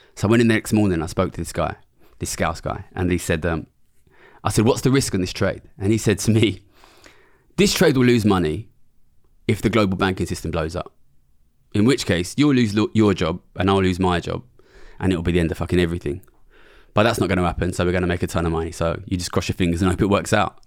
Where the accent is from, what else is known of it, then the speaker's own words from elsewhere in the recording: London, United Kingdom; I'm from Ilford, which is a small suburb of East London.